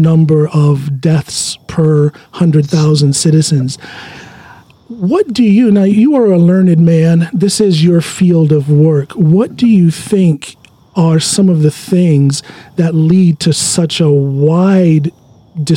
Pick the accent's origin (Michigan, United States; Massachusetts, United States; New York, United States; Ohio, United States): Ohio, United States; rural; moved away as an adult; now in Norway; I'm raised in rural Ohio.